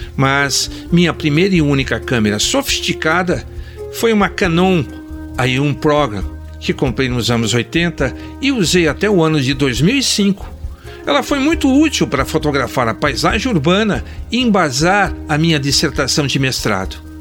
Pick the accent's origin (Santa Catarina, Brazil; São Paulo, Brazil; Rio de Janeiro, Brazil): São Paulo, Brazil; Botucatu; Recordo de dois estúdios fotográficos da minha infância e adolescência lá em Botucatu